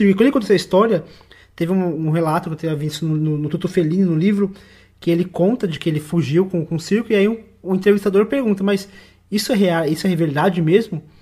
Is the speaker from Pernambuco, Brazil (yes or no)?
no; São Paulo, Brazil; born there; Eu nasci, eu nasci aqui em São Paulo, num bairro de periferia